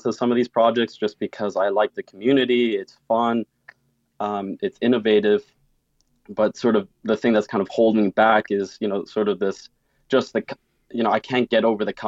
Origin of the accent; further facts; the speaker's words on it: New York City, New York, United States; accent: between Canadian and German; also born or lived in Germany; I'm originally from Germany, but I've grown up in New York City